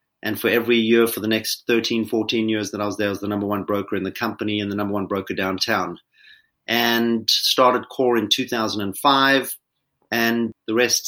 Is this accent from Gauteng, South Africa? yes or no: yes; Johannesburg, Gauteng, South Africa; moved away as an adult; I was born in Johannesburg, South Africa, and grew up there, went to school